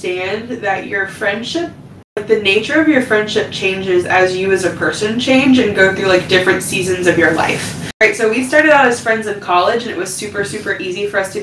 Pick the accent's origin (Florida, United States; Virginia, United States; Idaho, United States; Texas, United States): Florida, United States; Panama City; I'm from Panama City